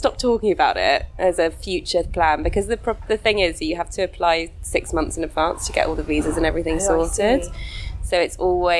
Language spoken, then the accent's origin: English; Kent, South East England, United Kingdom; moved away as an adult; now in Perth, Australia; I'm from England, and I grew up in Kent. Moved around up until I was 29, and then decided to move to Australia.